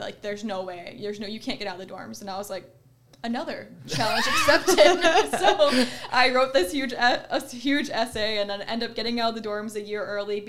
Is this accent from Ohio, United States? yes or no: yes; Ohio, United States; moved away as an adult; also born or lived in Michigan; I'm originally from Ohio